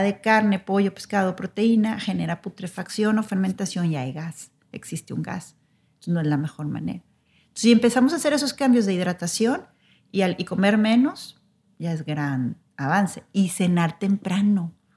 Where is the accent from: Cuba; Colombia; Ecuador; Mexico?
Mexico; nosotros como mexicanos